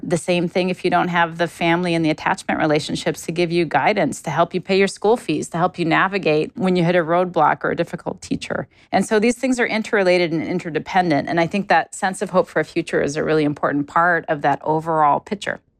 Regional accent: Alaska, United States; moved away; I'm originally from Alaska, I grew up in a, a low resource part of the United States, in a small village where we didn't have paved roads or plumbing.

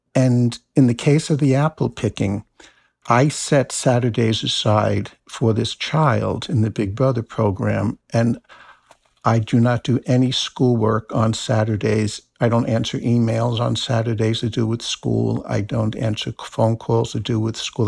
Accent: New Jersey, United States; now in Maine, United States; I grew up in New Jersey

